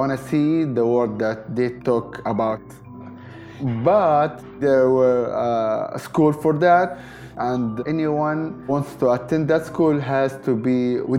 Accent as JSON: {"language": "English", "town": "Misrata", "region": "Misrata District", "country": "Libya", "second_language": "English", "moved": "as an adult", "said": "I'm from Libya. My city name, Misrata, is the third biggest city"}